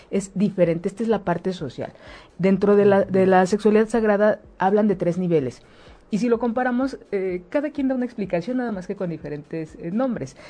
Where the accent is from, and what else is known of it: Mexico